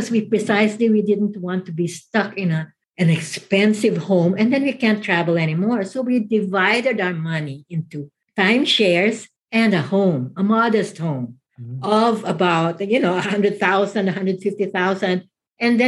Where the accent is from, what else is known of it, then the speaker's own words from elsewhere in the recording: Philippines; moved away as an adult; also born or lived in Manila, Philippines; now in Mesa, United States; I come from the Philippines